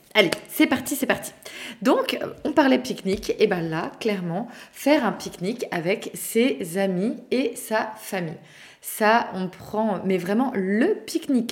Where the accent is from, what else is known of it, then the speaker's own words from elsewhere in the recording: Brittany, France; par chez nous en Bretagne